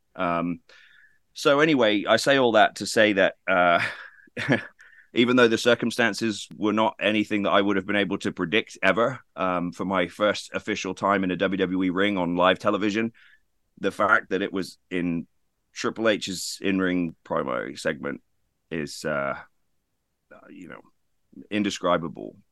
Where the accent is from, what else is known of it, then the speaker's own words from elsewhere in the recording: United Kingdom; being British